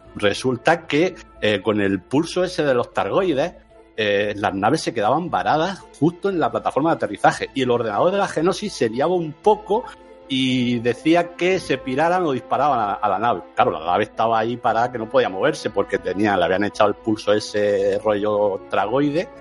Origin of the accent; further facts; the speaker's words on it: Region of Murcia, Spain; soy de Murcia